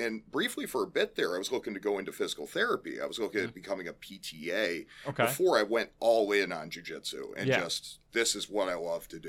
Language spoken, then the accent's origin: English; Elgin, Illinois, United States; So, originally, I lived out in Elgin, and okay. I grew up in Central Oaks West. Then my family moved out to Geneva